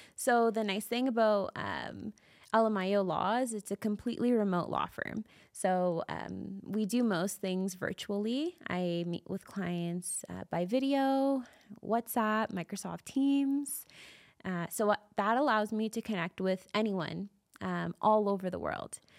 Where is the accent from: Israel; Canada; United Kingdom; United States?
Canada; Calgary, Alberta; also born or lived in Toronto; I grew up in Calgary my whole life, and I love it here. I, I lived in Toronto for some time and ended up moving back to Calgary.